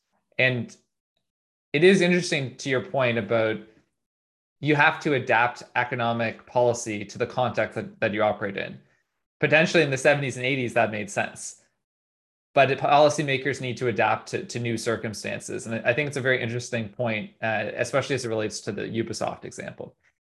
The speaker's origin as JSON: {"language": "English", "region": "Nova Scotia", "country": "Canada", "tie": "born or raised there", "said": "I grew up in Nova Scotia, and growing up in the 90s and 2000s"}